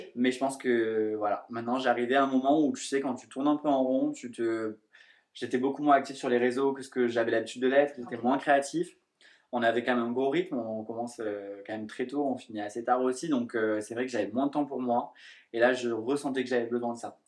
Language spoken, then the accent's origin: French; southern France, France; moved away as an adult; now in Paris, France; je suis originaire du sud de la France et je travaille sur Paris depuis 3 ans maintenant